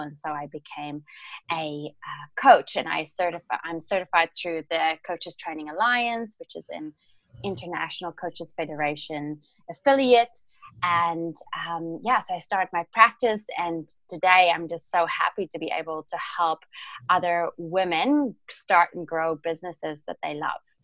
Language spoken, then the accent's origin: English; South Africa; English is a second language; moved away as an adult; also born or lived in London; so I am originally from South Africa and um, I was born and raised there, and then I moved to um, London after I graduated from the University of Stellenbosch